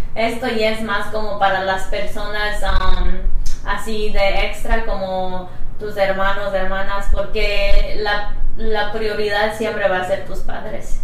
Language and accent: Spanish; Mexico; now in United States; tú y yo crecimos en México